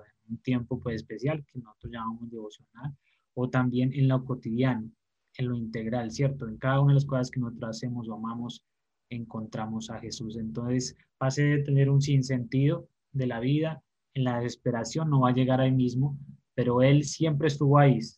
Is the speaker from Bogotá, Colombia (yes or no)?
no; Pasto, Nariño, Colombia; also born or lived in Bogotá; me crié en la ciudad de Pasto, aquí en Colombia, nací en Bogotá, pero me crié en Pasto